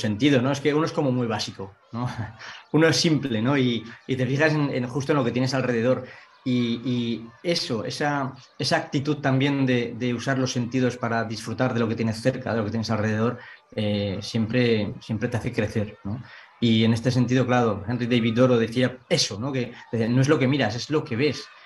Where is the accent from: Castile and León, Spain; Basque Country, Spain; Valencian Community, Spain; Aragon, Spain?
Aragon, Spain; Ainzón; soy de Zaragoza, pero soy de un pequeño pueblo de Zaragoza que se llama Ainzón